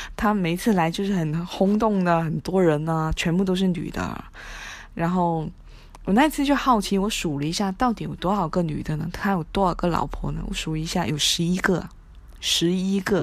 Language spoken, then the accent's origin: Chinese; Macau; 我是澳门人，在赌场工作